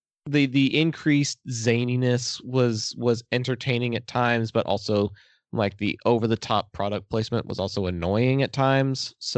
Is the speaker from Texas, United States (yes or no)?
yes; Texas, United States; I'm from Texas.